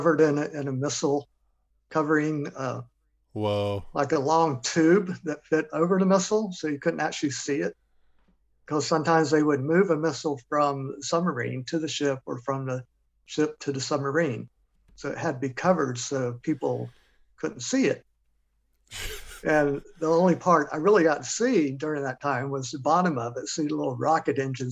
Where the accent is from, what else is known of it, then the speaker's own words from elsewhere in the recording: Florida, United States; now in Georgia, United States; I was born and raised in Florida